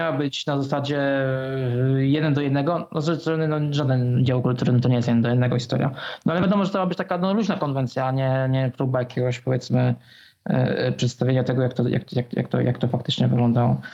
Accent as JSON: {"language": "Polish", "area": "Bydgoszcz area", "region": "Kuyavian-Pomeranian Voivodeship", "country": "Poland", "said": "pochodzę z, pochodzę z okolic Bydgoszczy"}